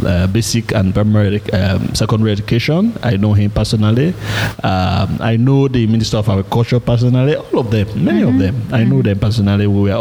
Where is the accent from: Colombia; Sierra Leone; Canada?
Sierra Leone; moved away as an adult; also born or lived in Norway; I came from Norway, from Sierra Leone, and I was staying in Norway